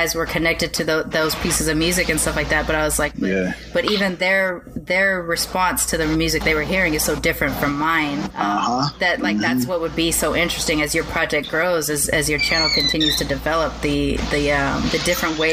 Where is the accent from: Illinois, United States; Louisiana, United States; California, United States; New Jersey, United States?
California, United States; Compton; I was living on the border of Compton and North Long Beach at the time